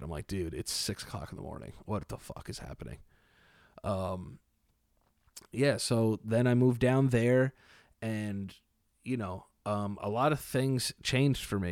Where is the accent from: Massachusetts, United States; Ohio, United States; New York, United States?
New York, United States; New York City; also born or lived in Fort Lauderdale, Florida; I'm from New York